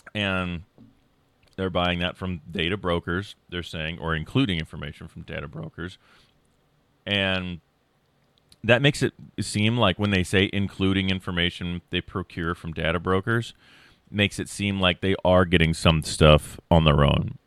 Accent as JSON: {"language": "English", "region": "Iowa", "country": "United States", "said": "I'm a lackey from Iowa who has a general studies"}